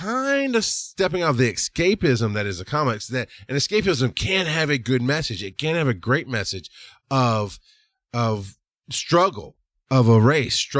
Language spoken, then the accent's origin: English; the South, United States; I grew up poor in the South.